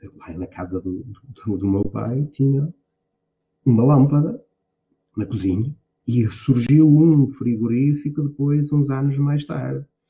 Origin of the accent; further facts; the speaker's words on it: Marco de Canaveses, Norte, Portugal; Eu sou de uma, uma, originária de uma pequena aldeia no Arco de Canaveses, Santiago